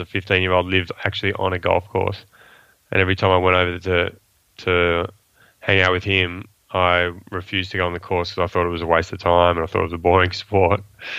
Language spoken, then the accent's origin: English; Sydney, New South Wales, Australia; also born or lived in Kuala Lumpur, Malaysia; I was brought up predominantly in Sydney. I say that predominantly because my parents were working in Asia, so I spent 7 years living in Malaysia, in Kuala Lumpur, between the ages of, 7 and 10, and then 15 and 19.